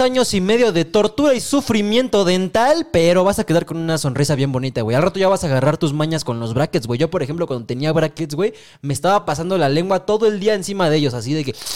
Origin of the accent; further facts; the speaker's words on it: Mexico; aquí en el Mexa